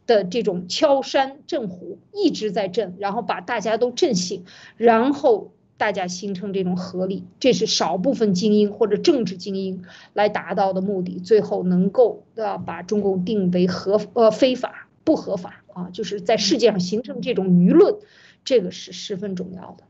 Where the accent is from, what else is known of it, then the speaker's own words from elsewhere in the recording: China; 我们中国人